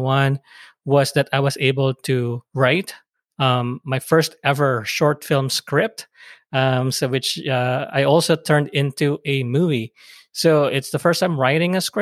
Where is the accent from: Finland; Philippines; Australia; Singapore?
Philippines; now in United States; being immigrants from the Philippines